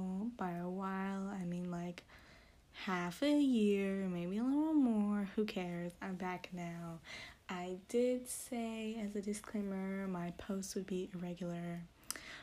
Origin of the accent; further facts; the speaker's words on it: United States; as USA English speakers